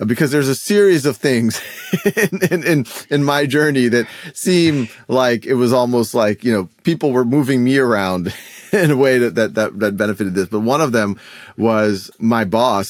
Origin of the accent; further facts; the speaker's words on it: New Orleans, Louisiana, United States; moved away as an adult; also born or lived in Boston; I was born and raised in New Orleans